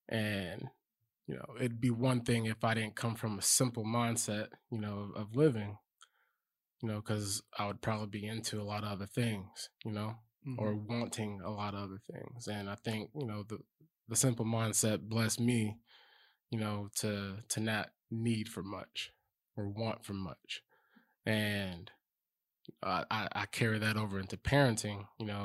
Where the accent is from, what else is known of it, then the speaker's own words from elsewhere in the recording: Lacey, Washington, United States; Lacey, Washington.